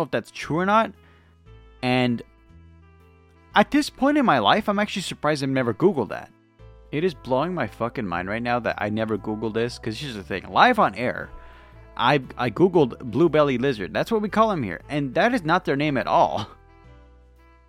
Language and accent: English; Lakewood, California, United States; Actually, I was born in Lakewood